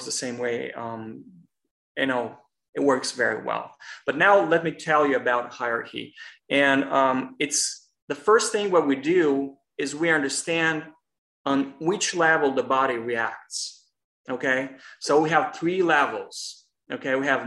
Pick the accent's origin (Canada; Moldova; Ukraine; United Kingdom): Moldova; now in Los Angeles, United States; I'm originally from Republic of Moldova, but it's pretty much the neighbor of Romania.